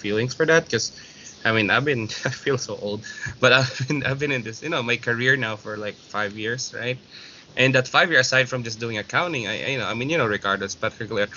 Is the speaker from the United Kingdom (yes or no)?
no; Philippines; moved away; as a Filipino